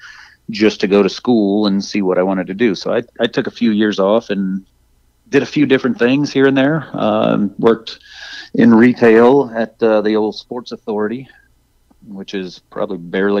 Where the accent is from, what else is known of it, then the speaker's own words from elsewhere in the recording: Arcadia, Florida, United States; my hometown, Arcadia, Florida, which not many people have heard